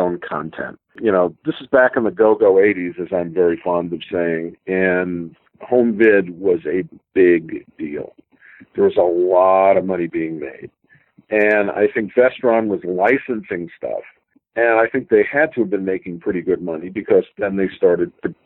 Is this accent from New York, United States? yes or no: yes; New York, United States; moved away as an adult; now in California, United States; We knew each other from our fan days in New York. We're both from New York.